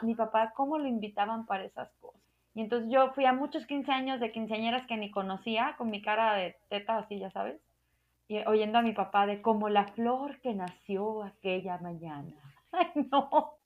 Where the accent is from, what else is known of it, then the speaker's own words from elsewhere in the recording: Mexico; ya soy muy mexicano